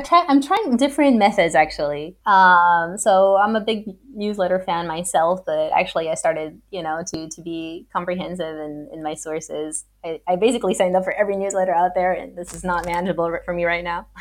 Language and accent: English; Los Angeles, California, United States; moved away; I was born in Los Angeles